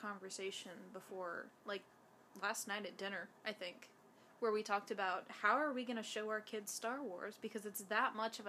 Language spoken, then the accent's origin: English; North Carolina, United States; I'm from North Carolina